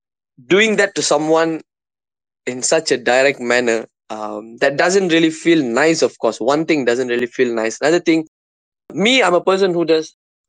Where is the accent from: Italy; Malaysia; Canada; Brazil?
Malaysia; Johor; So, of course, yes. Like, growing up in Malaysia, man, especially in Johor